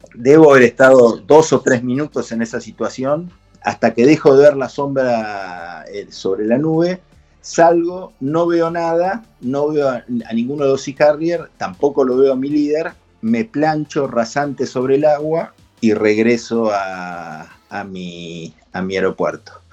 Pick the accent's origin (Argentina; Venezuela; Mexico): Argentina